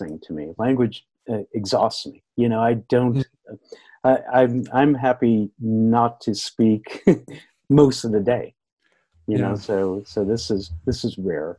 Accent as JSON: {"language": "English", "country": "United States", "said": "I'm American"}